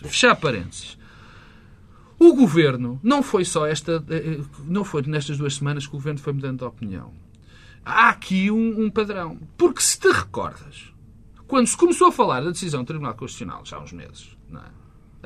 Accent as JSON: {"language": "Portuguese", "country": "Portugal", "said": "como português"}